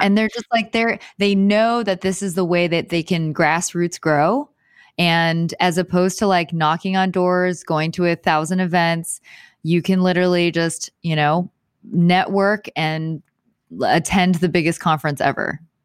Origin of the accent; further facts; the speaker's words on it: Houston, Texas, United States; moved away as an adult; now in Los Angeles, United States; I am from Houston, Houston, Texas